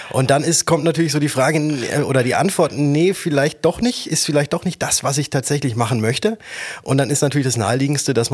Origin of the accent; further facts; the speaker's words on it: Würzburg, Bavaria, Germany; Bin dann wieder zurück von Stuttgart, wie ich anfangs sagte, nach Würzburg gegangen, wo ich herkomme